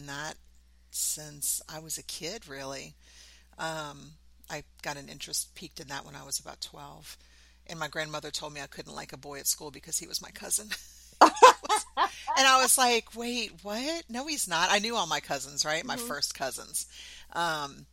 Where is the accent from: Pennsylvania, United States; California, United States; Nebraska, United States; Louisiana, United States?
Louisiana, United States; New Orleans; moved away as an adult; also born or lived in Southern Mississippi; now in Virginia, United States; I'm from New Orleans. I grew up in New Orleans. I've lived in New Orleans for probably 90% of my life